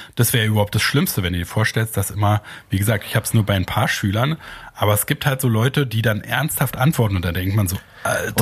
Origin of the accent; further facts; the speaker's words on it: Germany; als Deutscher